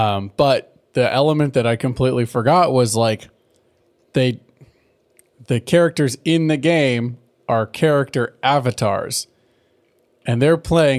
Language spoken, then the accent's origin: English; California, United States; Well, maybe that's being Californian